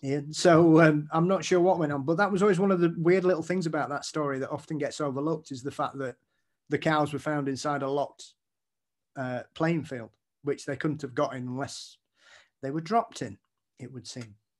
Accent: Yorkshire and the Humber, United Kingdom; being a Yorkshireman

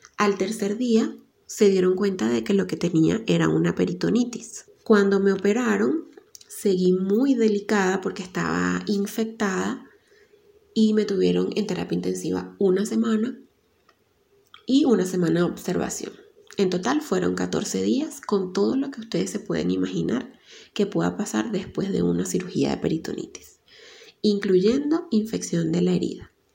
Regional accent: Venezuela; now in Ecuador; Soy periodista venezolana y vivo en Ecuador.

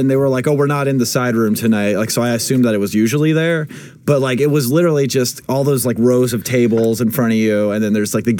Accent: Sacramento, California, United States; moved away; I'm from Sacramento

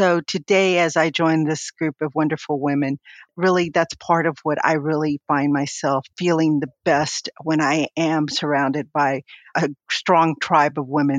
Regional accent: Rio Grande Valley, South Texas, United States; I was born in South Texas in the Rio Grande Valley

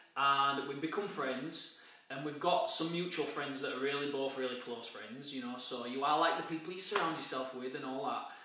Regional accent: Bradford, Yorkshire and the Humber, United Kingdom; I grew up in Buttershaw, uh, in Bradford

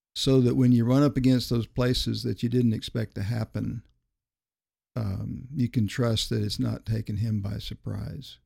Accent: Miami, Florida, United States; also born or lived in Greer, South Carolina; I grew up in Miami, Florida, graduated in nineteen seventy

